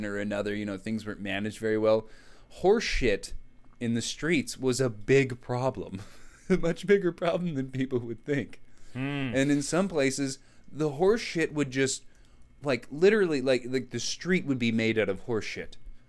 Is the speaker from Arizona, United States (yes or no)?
yes; Arizona, United States; you and I grew up in Arizona.